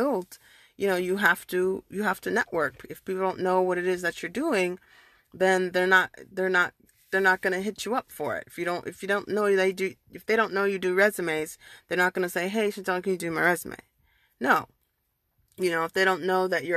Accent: United States; I'm a first generation born and raised in America

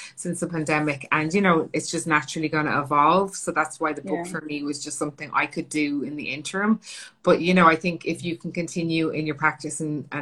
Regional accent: Ireland; moved away as an adult; also born or lived in London / Los Angeles; I'm Irish, Italian, and my family were tilers

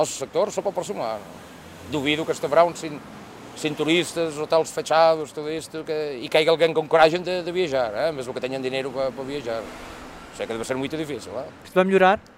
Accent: Spain; now in Lisbon, Portugal; eu sou espanhol.

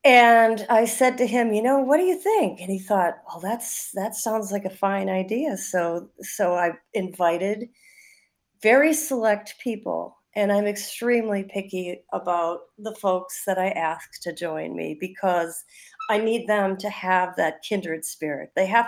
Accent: Milwaukee, Wisconsin, United States; I grew up on the South Side, which is great in its own way, just by Jackson Park, a beautiful park.

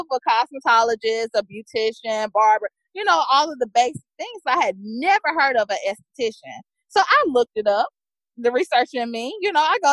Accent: Mississippi, United States; also born or lived in New York; I'm from Mississippi

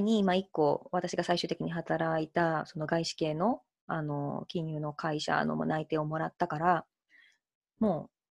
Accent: Hiroshima, Japan; 地元の広島 FM も受けたし

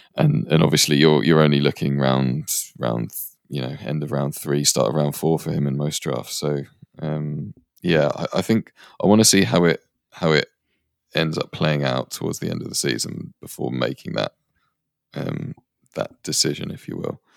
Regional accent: England, United Kingdom; also born or lived in India / Canada; although I spent a lot of my early life in India and Canada, I'm, I'm growing up in England, so I'm, I'm English

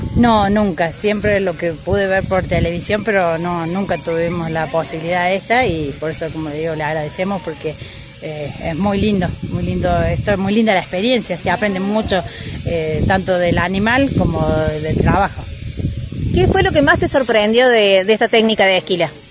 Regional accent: Córdoba, Argentina; soy de Cañada, pero hace un año que estoy viviendo acá, estoy trabajando. Eh, soy acá de la zona.

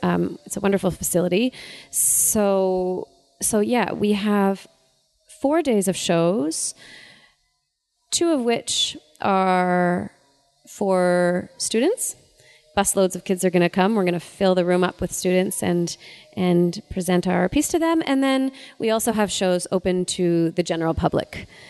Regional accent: Ottawa, Ontario, Canada; I'm from Ottawa

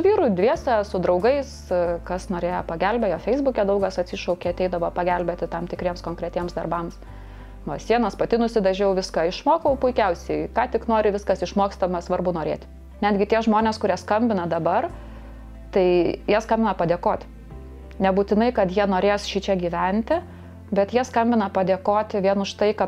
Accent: Samogitia, Lithuania; aš žemaitė, aš kantrybės turiu

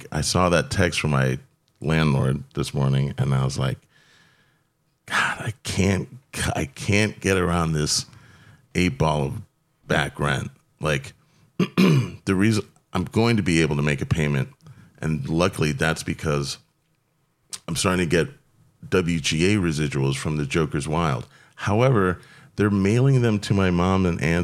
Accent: Florida, United States; I grew up with them in Florida.

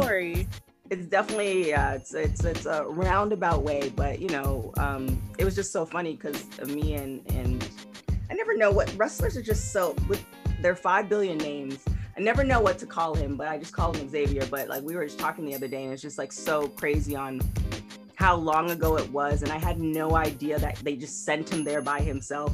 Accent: Canada; I'm from Canada

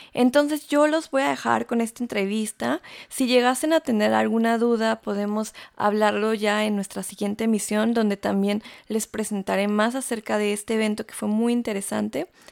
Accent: Mexico; moved away as an adult; now in Stuttgart, Germany; soy periodista, soy mexicana y vivo aquí desde hace ya casi siete años

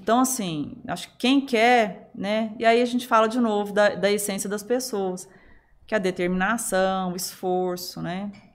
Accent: Araguari, Minas Gerais, Brazil; moved away; a nossa infância em Araguari, ela, ela, ela foi muito diversa

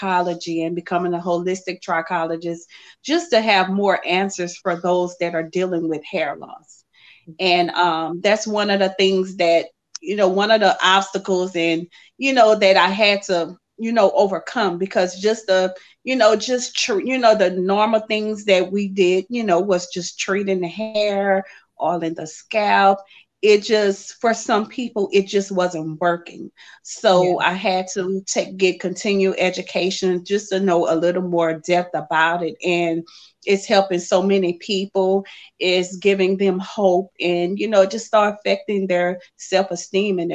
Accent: Lafayette, Louisiana, United States; I'm from Lafayette, Louisiana

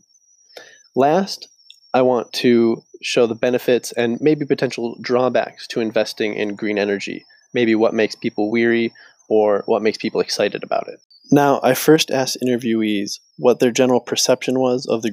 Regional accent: Racine, Wisconsin, United States; I was born in Racine, Wisconsin

